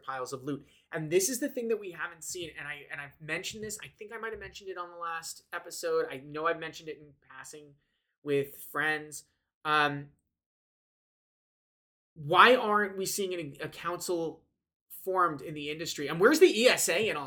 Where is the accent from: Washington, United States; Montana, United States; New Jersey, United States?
New Jersey, United States; I'm from Jersey